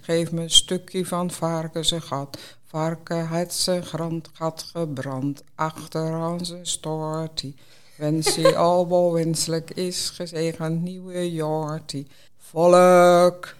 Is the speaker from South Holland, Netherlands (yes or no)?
yes; Sliedrecht, South Holland, Netherlands; now in Zeist, Netherlands; ik woon nu in Zeist, maar ik kom uit Sliedrecht